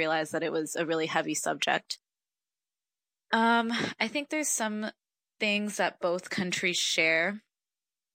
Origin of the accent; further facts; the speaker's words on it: Morelia, Michoacán, Mexico; also born or lived in United States; now in New York City, United States; I was born in Morelia, Michoacán, in Mexico, and I'm currently in New York